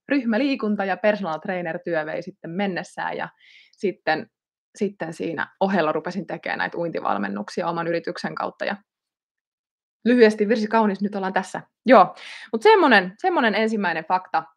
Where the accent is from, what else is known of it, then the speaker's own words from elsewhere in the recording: Ilmajoki, South Ostrobothnia, Finland; Ilmajoki valikoitu yhdeksi näistä paikkakunniksi, eli olen sieltä kotosin